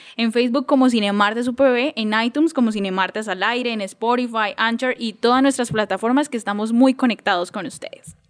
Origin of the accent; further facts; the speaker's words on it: Colombia; como colombianos